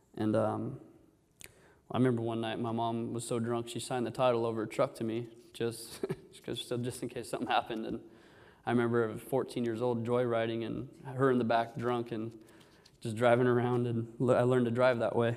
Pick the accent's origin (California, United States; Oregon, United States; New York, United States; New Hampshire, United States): California, United States; Orange; I was born here in Orange